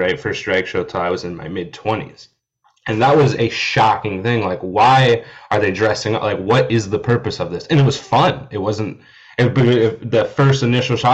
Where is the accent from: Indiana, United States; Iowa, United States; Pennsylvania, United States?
Iowa, United States; I'm from Iowa, and there's zero drag shows in any of the cities that I lived in Iowa